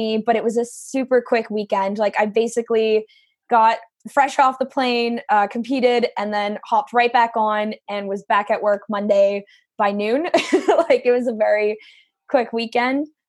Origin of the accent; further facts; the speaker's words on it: Welland, Ontario, Canada; I'm from Welland, Ontario, Canada. So I'm born and raised in the heart of the Niagara region